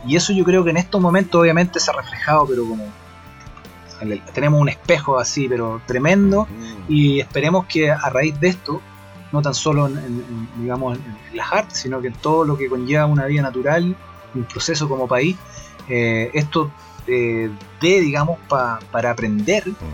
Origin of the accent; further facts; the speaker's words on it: Concepción, Biobío, Chile; soy de allá de Concepción